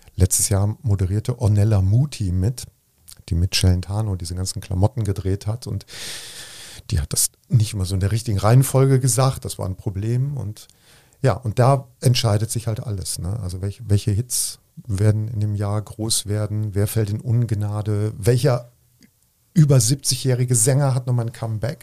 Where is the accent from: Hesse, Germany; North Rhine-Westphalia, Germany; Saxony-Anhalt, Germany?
North Rhine-Westphalia, Germany; Bergisch Gladbach; now in Cologne, Germany; ich komme aus Bergisch Gladbach, das ist ja irgendwie Köln